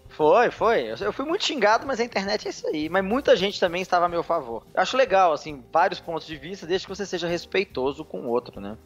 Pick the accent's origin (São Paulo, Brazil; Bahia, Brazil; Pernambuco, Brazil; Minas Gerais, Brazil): Minas Gerais, Brazil; Belo Horizonte; eu sou mineiro, né? Eu sou de Belo Horizonte